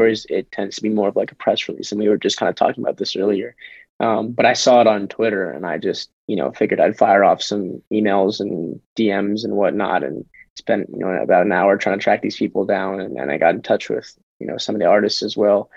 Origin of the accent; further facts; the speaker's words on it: Michigan, United States; now in Portland, United States; I'm obviously from Michigan